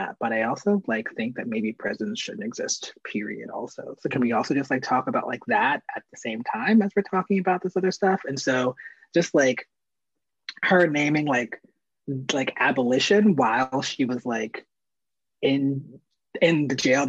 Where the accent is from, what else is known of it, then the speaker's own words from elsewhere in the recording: Baltimore, Maryland, United States; I grew up here, I'm still here